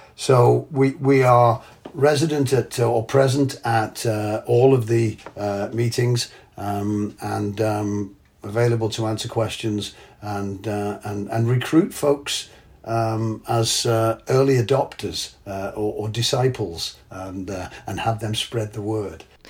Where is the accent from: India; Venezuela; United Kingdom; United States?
United Kingdom; England; moved away; I'm English